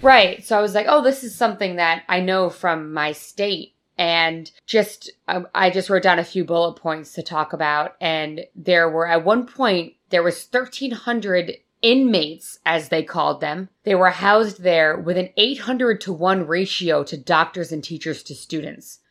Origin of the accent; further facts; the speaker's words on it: Northeast, United States; moved away; coming from the Northeast